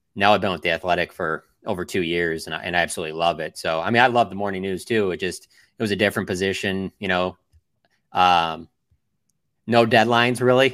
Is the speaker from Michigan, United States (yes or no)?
yes; Detroit, Michigan, United States; I'm actually from Detroit